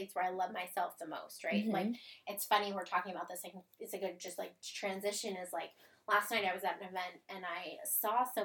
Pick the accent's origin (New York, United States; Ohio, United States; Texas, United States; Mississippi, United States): Ohio, United States; Cleveland; moved away as an adult; also born or lived in California / Florida; now in Hampton Roads, United States; I'm from Cleveland, Ohio originally, moved to Hampton Roads area in Virginia